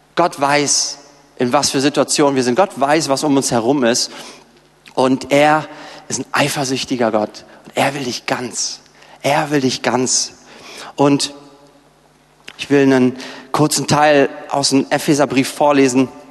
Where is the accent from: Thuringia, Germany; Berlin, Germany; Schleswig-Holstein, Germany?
Berlin, Germany; wir Berliner